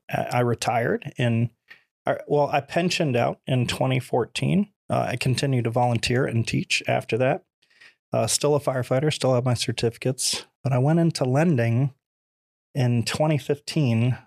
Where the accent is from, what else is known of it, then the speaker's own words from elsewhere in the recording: Nokomis, Florida, United States; also born or lived in New Jersey / Venice, Florida; I was born in New Jersey. I've been in Florida since I was five years old